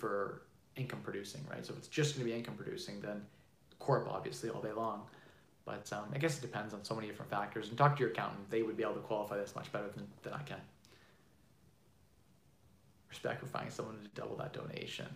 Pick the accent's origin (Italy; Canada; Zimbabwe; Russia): Canada; I'm Canadian